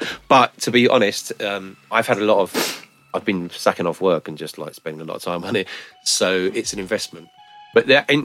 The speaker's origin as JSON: {"language": "English", "town": "Carshalton", "region": "London", "country": "United Kingdom", "tie": "born or raised there", "said": "I was born in St Helier's."}